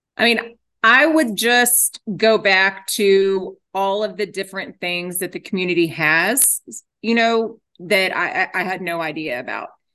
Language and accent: English; Garland, Texas, United States; grew up in Garland.